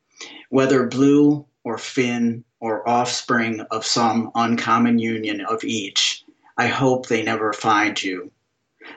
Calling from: Middleburg Heights, Ohio, United States; I'm calling from Middleburg Heights, Ohio, which is a suburb of Cleveland.

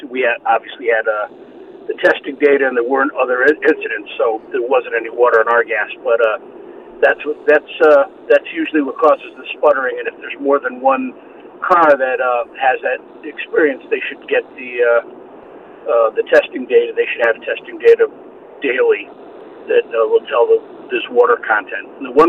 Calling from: Connecticut, United States; I'm calling from Connecticut.

